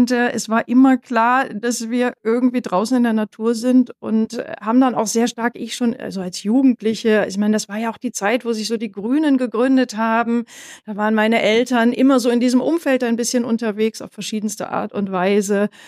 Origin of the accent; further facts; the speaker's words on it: Northern Germany, Germany; now in Bavaria, Germany; Ich bin ja jetzt hier in Bayern und fragen, aber ich stamme ja aus Norddeutschland.